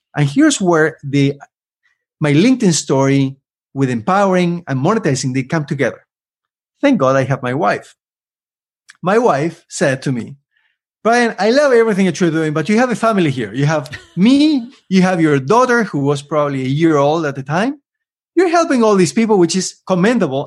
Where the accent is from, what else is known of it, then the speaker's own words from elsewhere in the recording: Argentina; moved away as an adult; now in Canada; I lived in Argentina for almost twenty, so I'm about to reach my fifty-fifty, um, half, half life in each country. Though I have to recognize that I am Argentinian